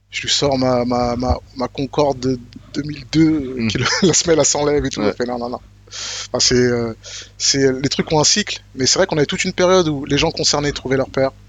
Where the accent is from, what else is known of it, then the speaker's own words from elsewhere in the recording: Marne-la-Vallée, Île-de-France, France; Euh, et moi, je venais de Marne-la-Vallée et c'était aussi les States.